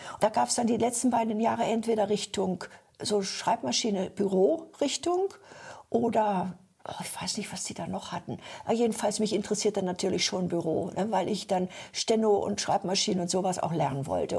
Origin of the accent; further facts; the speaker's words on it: Sehnde, Lower Saxony, Germany; also born or lived in Upper Silesia / former East Germany; dann bin ich da eben groß geworden und bin dann auch mit sechs Jahren da zur Schule gekommen